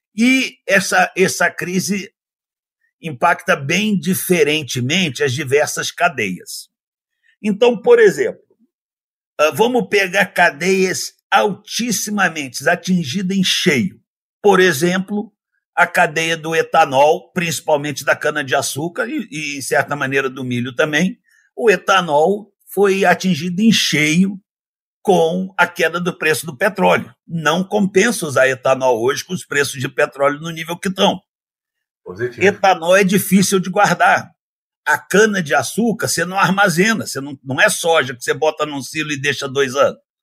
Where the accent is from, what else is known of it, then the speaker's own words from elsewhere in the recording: Rio de Janeiro, Brazil; also born or lived in United States; eu sou nascido no Rio de Janeiro, eu nasci numa família de classe média do Rio de Janeiro